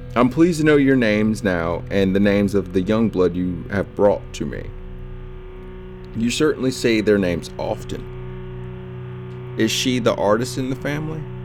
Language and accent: English; Delran, New Jersey, United States; moved away; We came from Del Ran, which is a small township, like, stupid close to Pennsylvania